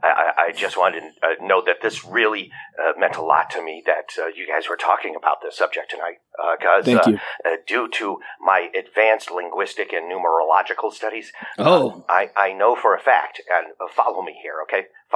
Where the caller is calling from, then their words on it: Atlanta, Idaho, United States; from Atlanta, Idaho.